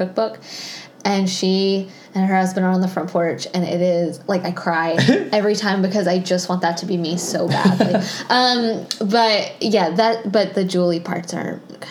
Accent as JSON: {"language": "English", "town": "Tallahassee", "region": "Florida", "country": "United States", "tie": "born or raised there", "said": "the church that I grew up going to in Tallahassee"}